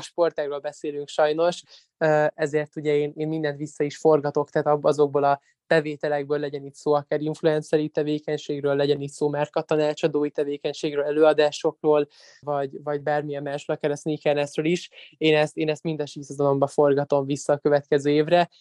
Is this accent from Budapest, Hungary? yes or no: yes; Budapest, Hungary; egy csodálatos német tanárom volt különben még alsóban itthon Magyarországon, a Fillér utcai általános iskolában.